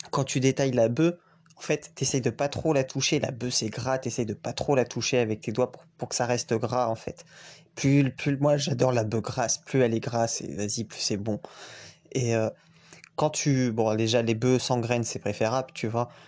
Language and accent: French; Guadeloupe, France; J'ai grandi aux Antilles et dédicace à la Guadeloupe on roule avec des ciseaux.